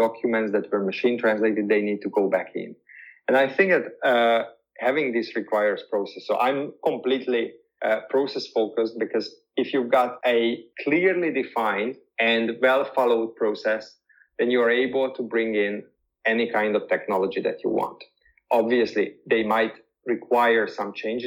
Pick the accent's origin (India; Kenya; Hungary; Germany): Hungary; first language Hungarian; English is a second language; my mother tongue is Hungarian. And I do speak Spanish, I do speak German, I do speak English, but I'm not speaking it to the same extent as a native speaker